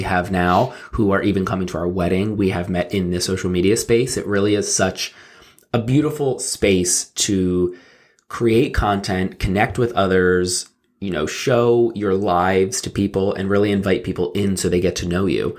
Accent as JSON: {"language": "English", "region": "New Jersey", "country": "United States", "tie": "born or raised there", "said": "I grew up in South Jersey"}